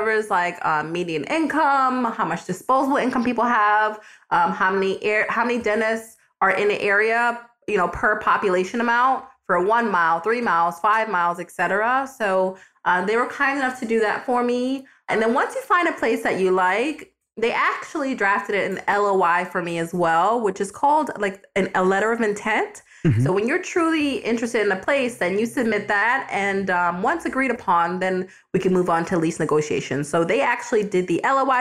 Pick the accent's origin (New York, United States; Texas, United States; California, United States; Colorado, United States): New York, United States; now in Florida, United States; I'm from New York